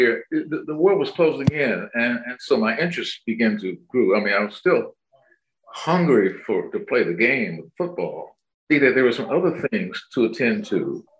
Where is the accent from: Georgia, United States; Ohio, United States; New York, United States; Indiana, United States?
Ohio, United States; growing up in Ohio, it's like Ohio State and Michigan.